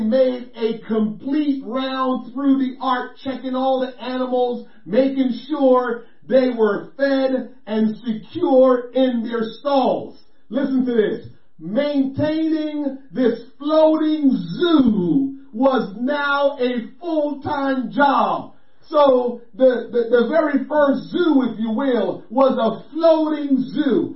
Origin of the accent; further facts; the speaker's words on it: Jamaica; growing up in Jamaica